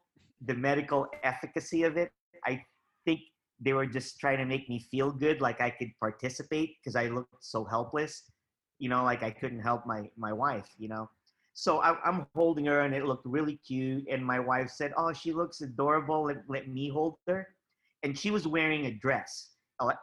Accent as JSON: {"language": "English", "region": "California", "country": "United States", "tie": "born or raised there", "also_born_or_lived": "Philippines", "said": "I grew up in California"}